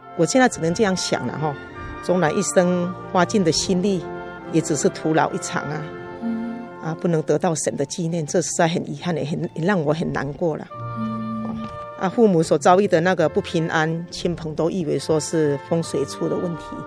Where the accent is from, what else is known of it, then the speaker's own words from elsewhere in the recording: Fengyuan, Taichung, Taiwan; 父母都曾担任那个丰原两间大庙的委员和送纪年